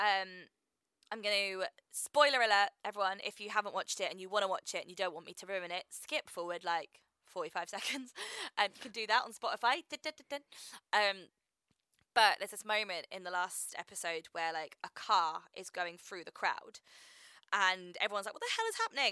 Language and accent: English; Reading, South East England, United Kingdom; I'm from Reading